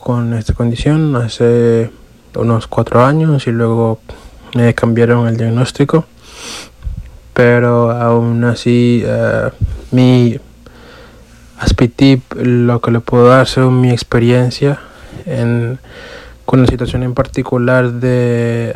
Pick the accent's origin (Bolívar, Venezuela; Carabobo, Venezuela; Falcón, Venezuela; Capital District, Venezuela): Capital District, Venezuela; Caracas; now in New York, United States; tengo 26 años y soy de Caracas.